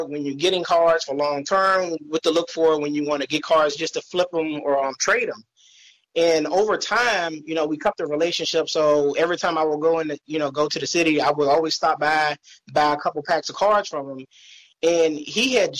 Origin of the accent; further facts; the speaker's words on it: Virginia, United States; I'm from Virginia